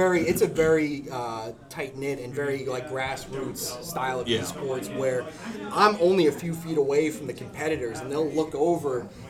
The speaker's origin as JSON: {"language": "English", "region": "New Jersey", "country": "United States", "moved": "as an adult", "lives_now": "Spring Hill, United States", "said": "I'm from New Jersey originally."}